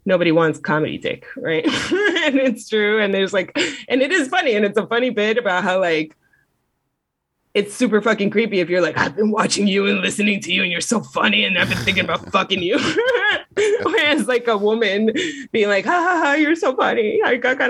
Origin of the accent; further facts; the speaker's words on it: Miami, Florida, United States; as a Southerner, sort of, myself, from Miami